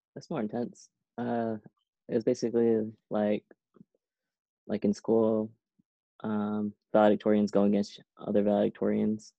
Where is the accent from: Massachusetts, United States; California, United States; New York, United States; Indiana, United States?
California, United States; Seaside; moved away as an adult; also born or lived in Irvine, California / Boston; growing up in Seaside, we lived by the beach, we lived by Monterey Bay.